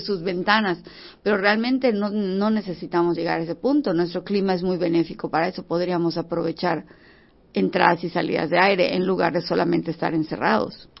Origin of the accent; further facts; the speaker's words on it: Yucatán, Mexico; nosotros que somos yucatecos